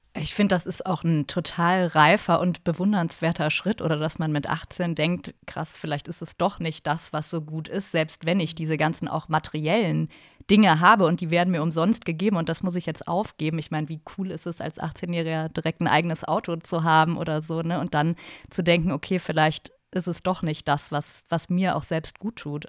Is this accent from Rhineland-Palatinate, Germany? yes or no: yes; Trier, Rhineland-Palatinate, Germany; moved away as an adult; also born or lived in Berlin / Cologne; Ich komme halt auch aus Trier